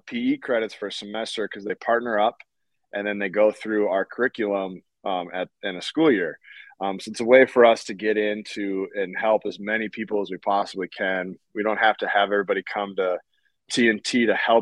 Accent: North Dakota, United States; I'm from North Dakota

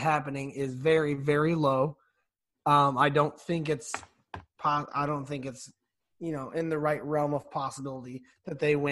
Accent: St. Louis, Missouri, United States; we're from St. Louis, we're Cardinals fans

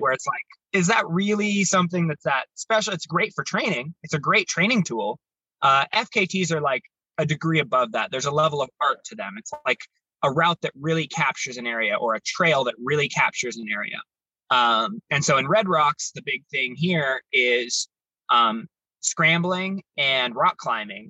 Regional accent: Baker City, Oregon, United States; also born or lived in Salem, Oregon; I grew up in Baker City, Oregon

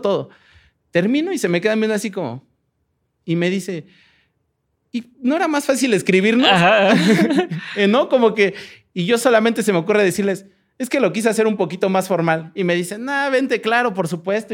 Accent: Mexico; moved away as an adult; now in Berlin, Germany; de México

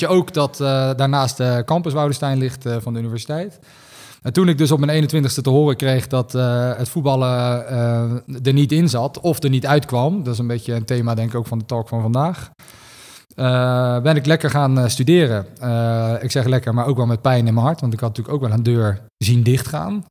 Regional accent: Rotterdam, South Holland, Netherlands; ik kom uit Rotterdam

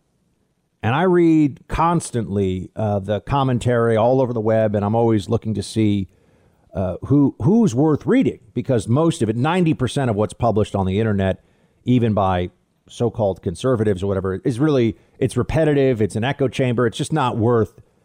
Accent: United States

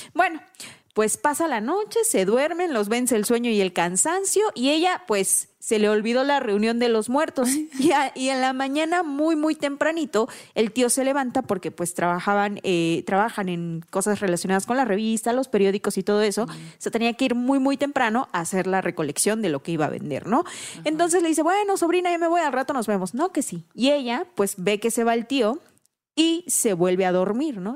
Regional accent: Oaxaca, Mexico; moved away as an adult; llevo 10 años fuera de Oaxaca

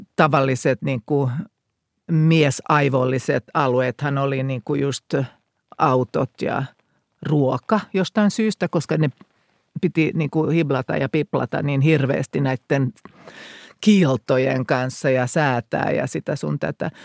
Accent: Finland; mä tulin kotiin käymään Suomeen

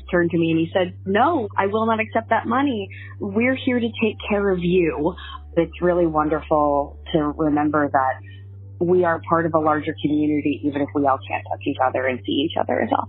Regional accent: New York, United States; I'm from New York.

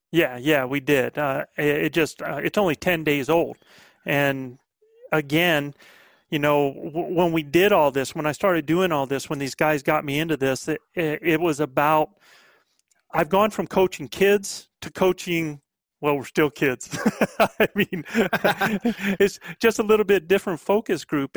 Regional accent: the Carolinas, United States; accent: Southern; also born or lived in northern New Mexico; now in New Mexico, United States; I'm a Southern boy. I'm back from the Carolinas.

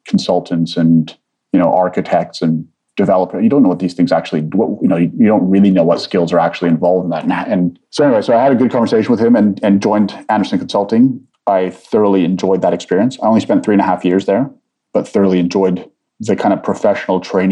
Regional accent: Vancouver, British Columbia, Canada; also born or lived in Egypt / London; I'm born in Egypt. I came here as an immigrant family to Canada. So I grew up in Vancouver predominantly

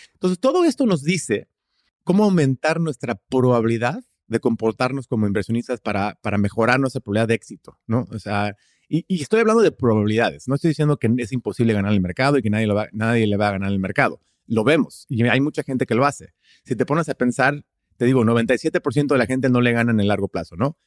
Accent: Houston, Texas, United States; Spanish is a second language; also born or lived in Austin, Texas / Madrid, Spain; Yo soy de Estados Unidos, nací aquí en, Houston, vivo en Houston, Texas

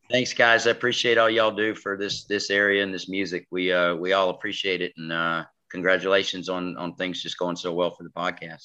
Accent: New York, United States; moved away as an adult; now in Alabama, United States; I'm originally from New York, so when I came down here

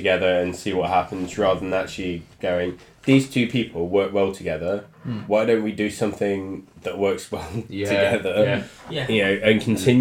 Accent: Leicester, East Midlands, United Kingdom; now in Bristol, United Kingdom; Where I grew up in Leicester

